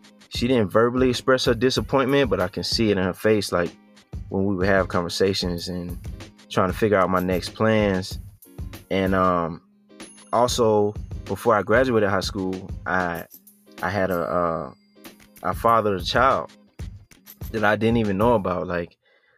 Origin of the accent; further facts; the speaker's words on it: Statesboro, Georgia, United States; also born or lived in Atlanta, Georgia; I was born in Atlanta, Georgia. But I grew up in a town called Statesboro, Georgia, which is like southeast near Savannah area in Georgia